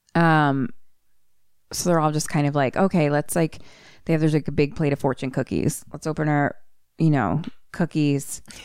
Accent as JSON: {"language": "English", "town": "Philadelphia", "region": "Pennsylvania", "country": "United States", "accent": "Philly", "said": "my Philly accent"}